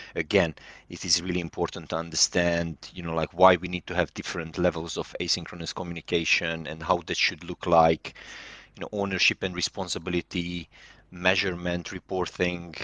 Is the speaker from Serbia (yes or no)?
yes; Serbia; moved away as an adult; also born or lived in London, United Kingdom; now in United Kingdom; Originally, I'm from Serbia, but I'm Hungarian, and, uh, I live in the U K since two thousand and twelve